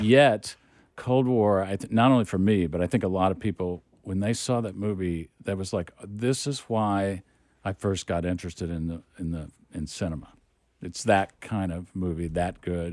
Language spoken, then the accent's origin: English; Oklahoma City, Oklahoma, United States; moved away as an adult; also born or lived in Austin, Texas / New York; now in Los Angeles, United States; I grew up in Oklahoma City